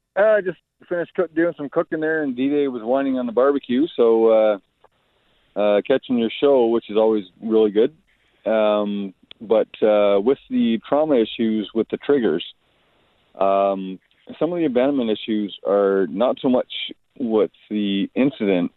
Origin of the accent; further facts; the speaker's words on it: Detroit area, Southern Ontario, Canada; growing up around Southern Ontario, Detroit area